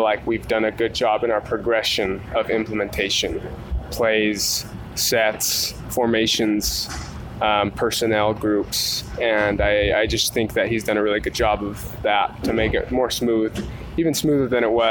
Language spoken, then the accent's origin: English; Provo, Utah, United States; growing up in the Tim View football atmosphere